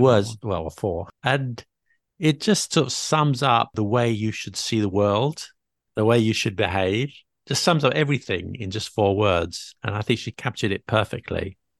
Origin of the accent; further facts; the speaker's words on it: London, United Kingdom; I was born in Barnett.